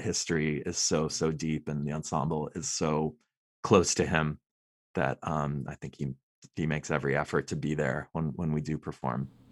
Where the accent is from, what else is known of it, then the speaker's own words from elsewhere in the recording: Los Angeles, California, United States; I grew up in Los Angeles